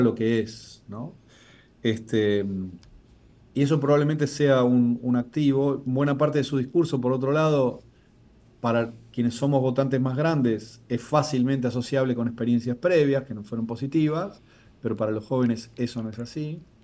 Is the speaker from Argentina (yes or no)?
yes; Argentina